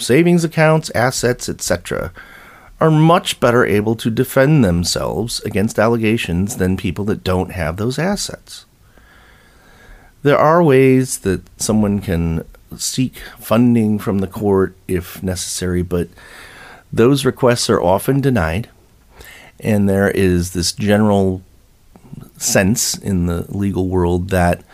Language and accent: English; United States; as American citizens